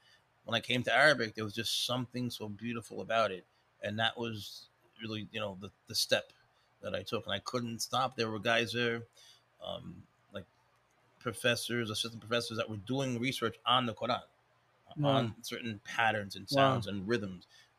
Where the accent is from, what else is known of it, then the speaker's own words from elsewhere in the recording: Spain; moved away; That's what I came up in Spain.